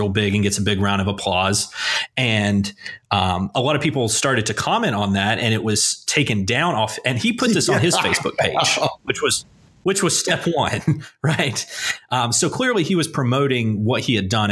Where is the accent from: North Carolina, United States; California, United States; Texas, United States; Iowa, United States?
North Carolina, United States; Asheville; I'm from Buncombe County